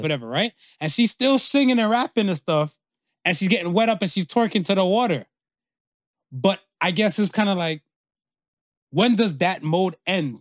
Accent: Canada; I'm Canadian

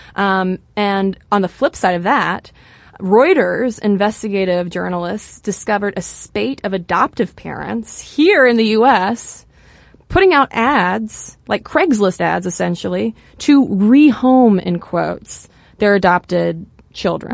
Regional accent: United States; an American sitting here

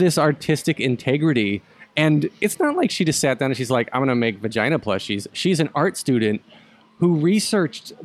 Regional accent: North Carolina, United States; I grew up in North Carolina in a place where you did not say these words

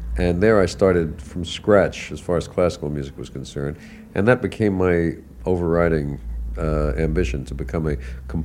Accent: New York City, New York, United States; born, raised, bred, unbred in New York. Yes, went to PS 87, and then I went to high school, Townsend Harris High School

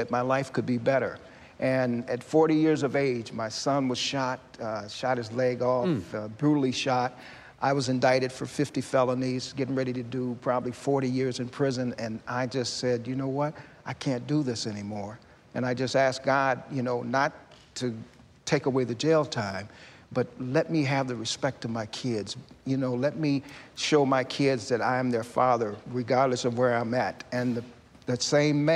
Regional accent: Selma, Alabama, United States; moved away; also born or lived in Minneapolis, Minnesota; I came from Selma, Alabama

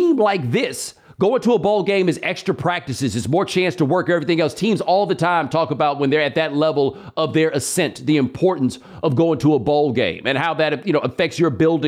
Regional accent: Houston, Texas, United States; I am from Houston

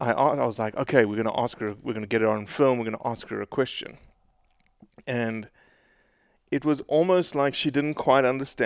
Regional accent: South Africa; I'm South African, right? I'm used to it.

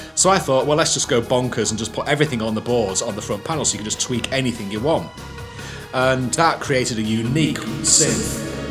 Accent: Manchester, North West England, United Kingdom; I was born in Didsbury, Manchester. I grew up in the 1970s

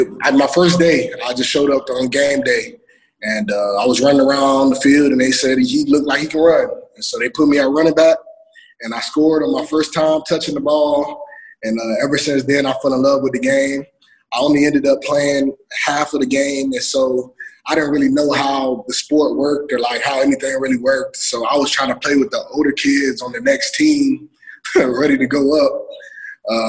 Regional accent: Fort Lauderdale, Florida, United States; I'm from Fort Lauderdale, Florida, Broward County area, born and raised.

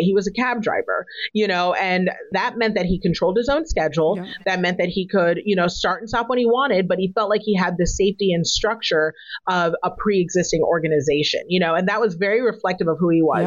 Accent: United States; my parents are African immigrants, but I was born in America

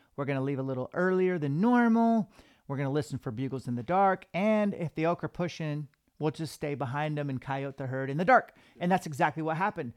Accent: Washington, United States; we're from Washington

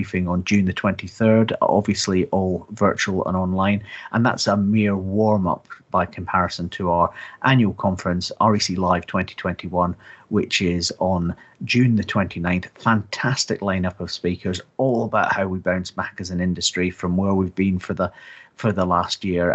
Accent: Scotland, United Kingdom; as a Scotsman

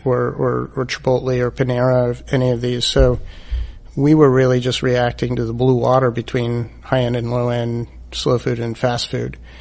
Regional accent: East Coast, United States; moved away as an adult; also born or lived in San Francisco Bay Area / Santa Monica; I'm from the East Coast

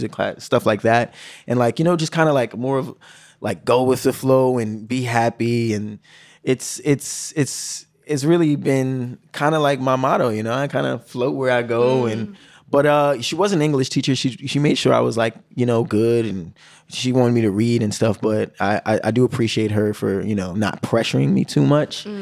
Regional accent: New York City, New York, United States; I'm from the Bronx

